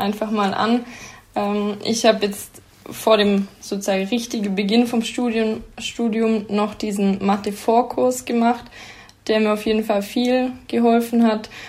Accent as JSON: {"language": "German", "area": "near Sigmaringen, Danube valley", "region": "Baden-Württemberg", "country": "Germany", "moved": "as an adult", "lives_now": "Aalen, Germany", "said": "ich komme ähm, aus der Nähe von Sigmaringen ähm, im Donautal"}